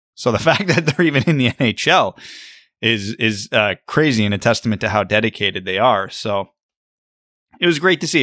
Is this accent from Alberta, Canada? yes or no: no; Kitchener, Ontario, Canada; I grew up playing in Kitchener